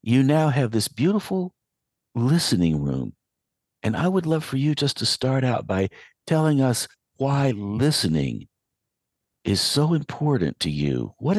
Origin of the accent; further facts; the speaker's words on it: Asheville, North Carolina, United States; I grew up in Western North Carolina. I grew up in West Asheville.